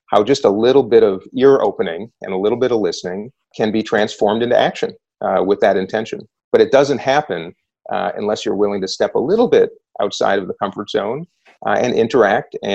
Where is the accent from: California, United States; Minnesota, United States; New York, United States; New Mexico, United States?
Minnesota, United States; I'm a Democrat from Minnesota.